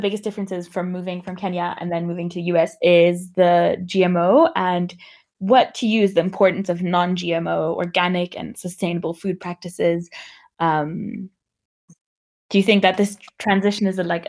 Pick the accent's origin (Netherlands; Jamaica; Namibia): Namibia; growing up in Namibia